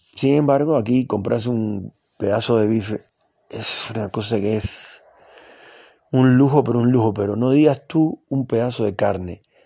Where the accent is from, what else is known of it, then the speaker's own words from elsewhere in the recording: Cuba; now in Argentina; yo conozco muy bien Cuba, porque es el país donde yo nací